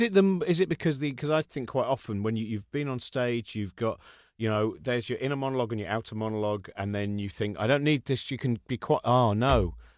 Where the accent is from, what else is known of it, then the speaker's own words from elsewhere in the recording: England, United Kingdom; We're English